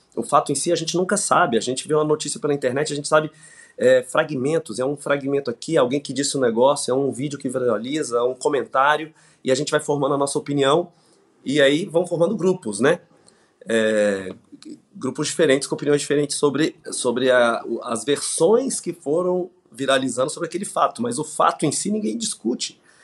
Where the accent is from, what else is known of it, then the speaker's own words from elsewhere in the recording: Brasília, Federal District, Brazil; Eu vim de Brasília, nasci em Brasília.